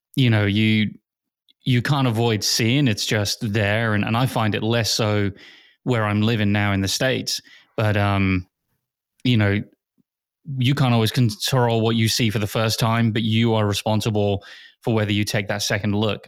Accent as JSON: {"language": "English", "region": "England", "country": "United Kingdom", "tie": "born or raised there", "moved": "yes", "said": "Growing up in England"}